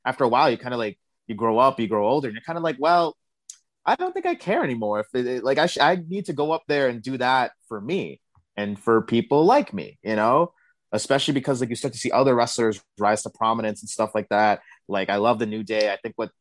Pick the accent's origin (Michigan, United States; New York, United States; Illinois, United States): New York, United States; New York City; I grew up in Brooklyn, New York, Bed-Stuy to be exact